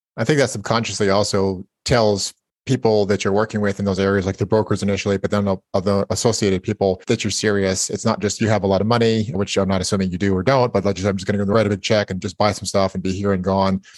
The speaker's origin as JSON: {"language": "English", "town": "Napa", "region": "California", "country": "United States", "tie": "born or raised there", "said": "I was born in Napa"}